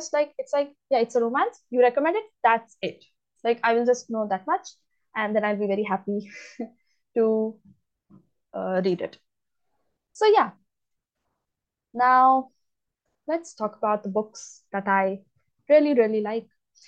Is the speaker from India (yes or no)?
yes; India; I'm from India, and I am an English literature student